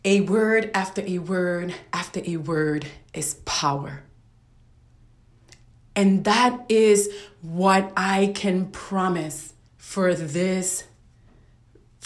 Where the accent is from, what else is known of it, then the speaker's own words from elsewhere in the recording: New York City, New York, United States; I am from Brooklyn, New York. I'm a Puerto Rican woman who was raised in a very challenging environment in a very challenging neighborhood